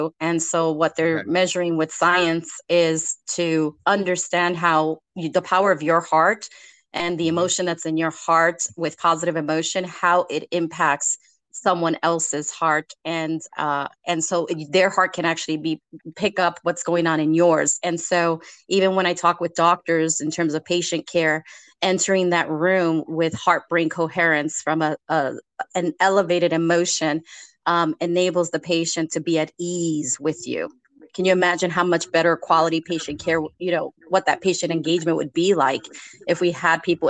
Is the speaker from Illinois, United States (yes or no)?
no; New York City, New York, United States; I was born in the Lower East Side of New York City.